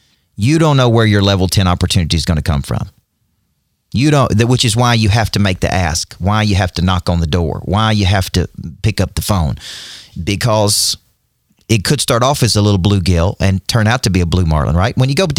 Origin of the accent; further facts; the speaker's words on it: Nashville, Tennessee, United States; Well, I'm from Nashville.